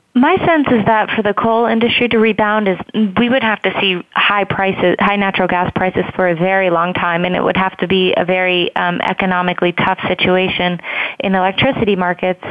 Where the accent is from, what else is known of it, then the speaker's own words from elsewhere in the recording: Columbus, Ohio, United States; moved away; I'm actually from Columbus myself